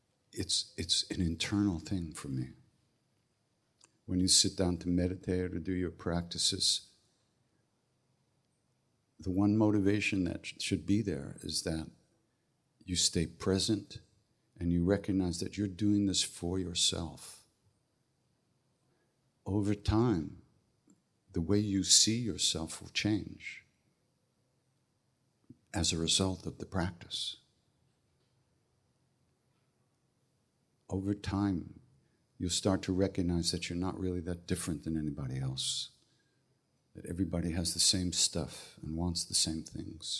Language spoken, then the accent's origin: English; Long Island, New York, United States; also born or lived in Manhattan, New York; I was born on Long Island. Actually, in Manhattan, but I grew up on Long Island